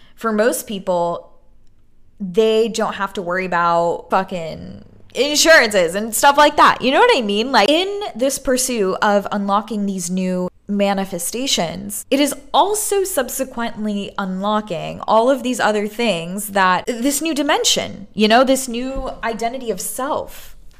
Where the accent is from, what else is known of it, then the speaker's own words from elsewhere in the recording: New York City, New York, United States; moved away as an adult; now in Los Angeles, United States; growing up in Brooklyn, broke as fuck